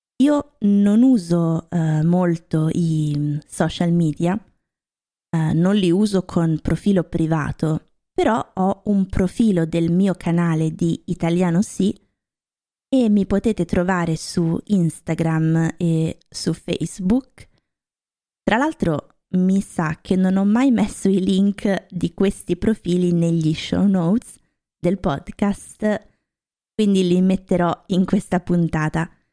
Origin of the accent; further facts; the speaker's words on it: Lombardy, Italy; also born or lived in Rome, Italy / Norway; now in Germany; ho vissuto a Roma un po' di anni, anche se io sono originaria della Lombardia